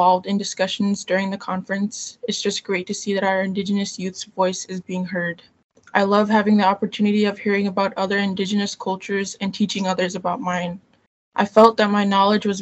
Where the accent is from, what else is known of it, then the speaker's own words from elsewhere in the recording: Tyonek, Alaska, United States; now in Anchorage, United States; I am from the Nochina clan, from the native village of Tyonik in Alaska, and I now live in Anchorage